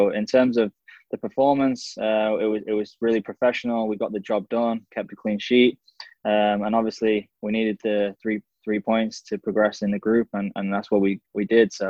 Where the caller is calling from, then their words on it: Belfast, Northern Ireland, United Kingdom; I'm joining from Belfast uh, in Northern Ireland, so uh, thanks for having me on.